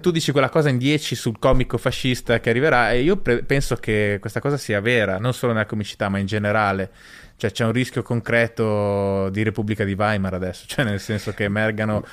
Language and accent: Italian; Bolzano, Trentino-Alto Adige, Italy; io sono originario di Bolzano